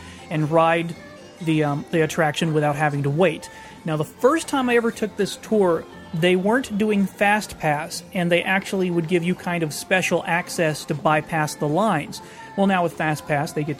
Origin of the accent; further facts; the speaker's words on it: Texas, United States; I grew up in Texas right next door to Louisiana